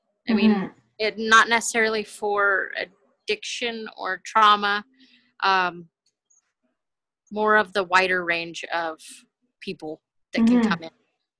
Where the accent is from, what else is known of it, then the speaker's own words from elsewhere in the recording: California, United States; Well, just moving to Utah, I came from California.